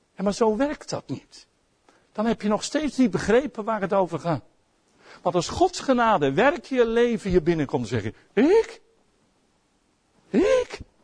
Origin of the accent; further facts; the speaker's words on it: Netherlands; als Nederlanders